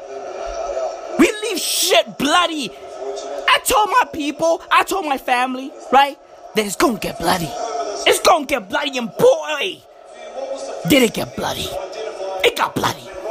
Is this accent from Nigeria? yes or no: no; South Africa; me as a South African kid